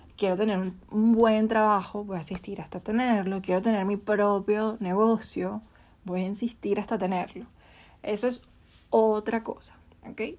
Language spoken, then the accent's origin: Spanish; Venezuela; now in Chile; Yo soy venezolana